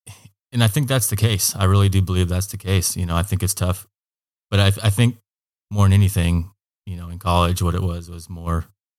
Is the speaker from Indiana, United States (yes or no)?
no; Hood River, Oregon, United States; also born or lived in Eugene, Oregon; I grew up in Hood River, Oregon. Went to high school there. Graduated in 2000 and took off to Eugene, Oregon. Spent a couple of years at Lane Community College